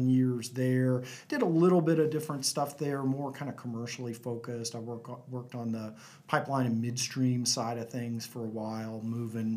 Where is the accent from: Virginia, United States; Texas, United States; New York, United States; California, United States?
Texas, United States; North; also born or lived in Lubbock, Texas; now in Houston, United States; I grew up in a little small town in North Texas, about an hour south of Wichita Falls.